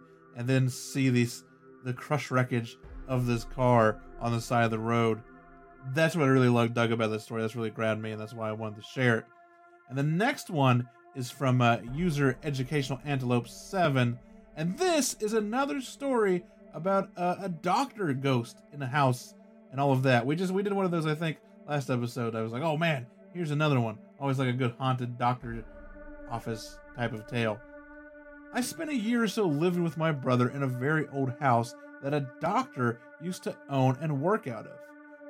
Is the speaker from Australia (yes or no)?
yes; Australia; I am Australian.